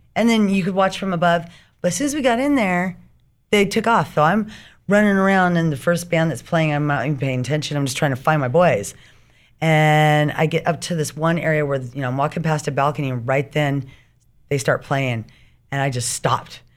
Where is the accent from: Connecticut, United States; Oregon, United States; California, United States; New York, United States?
California, United States; Riverside; also born or lived in Orange County, California / San Diego, California / Hawaii / Long Beach, California; I did grow up in, unfortunately, Riverside